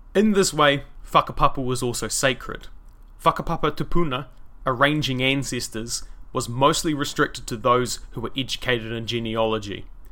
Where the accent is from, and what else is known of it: New Zealand; accent: Kiwi